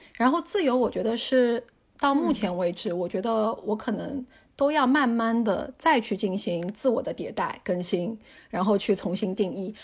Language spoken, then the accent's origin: Chinese; China; also born or lived in United Kingdom; 我就是中国人啊